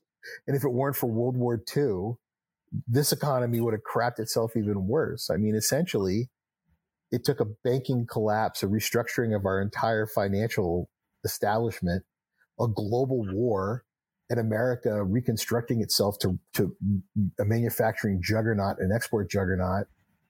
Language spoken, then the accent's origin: English; Texas, United States; also born or lived in New Hampshire; Well, Doug, I'm a kid from Texas and New Hampshire.